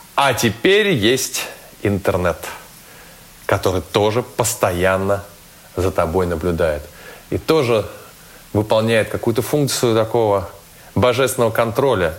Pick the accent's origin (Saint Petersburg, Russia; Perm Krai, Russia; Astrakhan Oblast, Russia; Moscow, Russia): Saint Petersburg, Russia; мой родной город